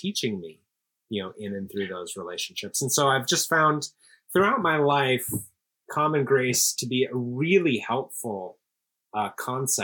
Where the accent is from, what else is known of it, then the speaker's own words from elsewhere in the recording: Seattle, Washington, United States; moved away as an adult; also born or lived in Princeton / New York City / Los Angeles / Amsterdam; now in Houston, United States; I grew up in Seattle, Washington